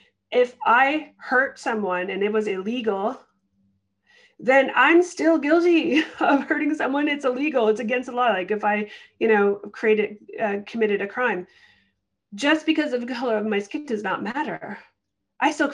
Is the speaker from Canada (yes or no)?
yes; Canada; I'm Canadian.